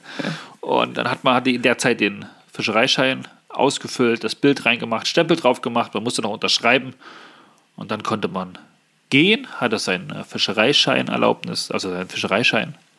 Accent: Germany; also born or lived in Naumburg, Saxony-Anhalt; wir, die Deutschen

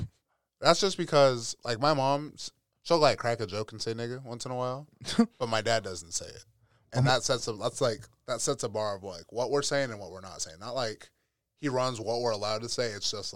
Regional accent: West Coast, United States; I'm from the West Coast

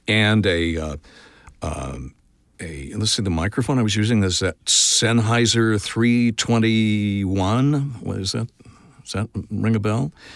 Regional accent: Tulsa, Oklahoma, United States; I grew up in Tulsa

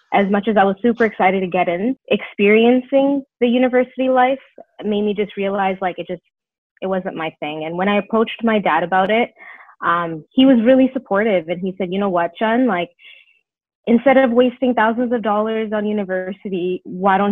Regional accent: Brampton, Ontario, Canada; also born or lived in Toronto, Ontario; I moved to Brampton, Ontario, and I grew up there

